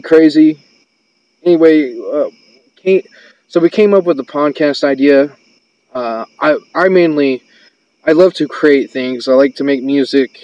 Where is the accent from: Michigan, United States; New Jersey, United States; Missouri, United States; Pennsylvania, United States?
Missouri, United States; now in Fayetteville, United States; all my life I was born and raised in Missouri